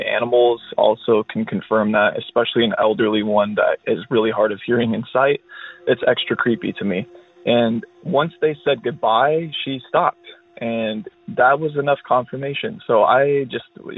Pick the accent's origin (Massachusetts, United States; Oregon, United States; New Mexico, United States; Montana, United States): Oregon, United States; I'm from Oregon